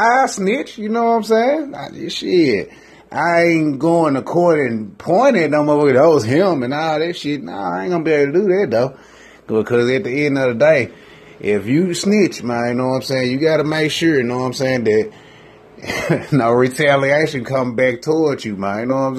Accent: Memphis, Tennessee, United States; I'm from Memphis. And, shit, we got like the third highest crime rate in the nation.

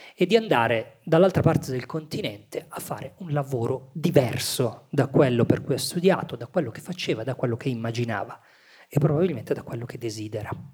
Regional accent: Milan, Lombardy, Italy; una stessa matrice pugliese, anche se io sono nato a Milano

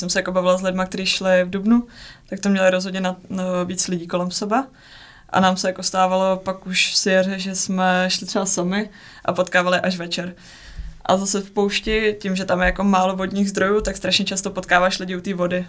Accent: Czechia; s někým z domoviny a je to jako příjemný mluvit prostě česky

